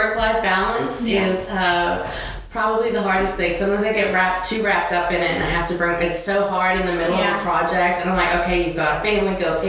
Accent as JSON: {"language": "English", "country": "Australia", "also_born_or_lived": "Malaysia", "said": "No, I'm actually from Australia."}